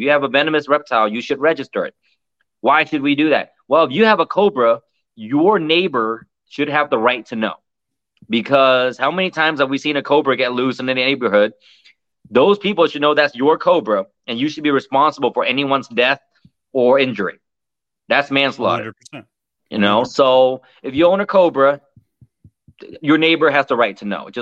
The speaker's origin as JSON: {"language": "English", "country": "United States", "said": "As an American"}